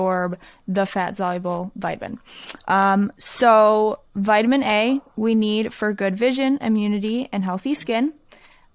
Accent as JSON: {"language": "English", "region": "Michigan", "country": "United States", "said": "I'm from Michigan"}